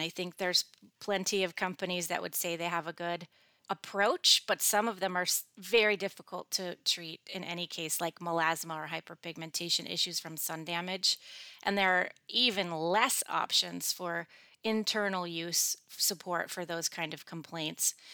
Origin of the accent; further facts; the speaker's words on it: Michigan, United States; When I was growing up in Michigan, it's like cloudy seventy percent